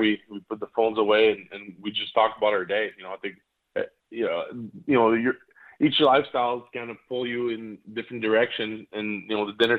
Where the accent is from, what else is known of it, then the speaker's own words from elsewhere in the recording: Montreal, Quebec, Canada; I grew up in Montreal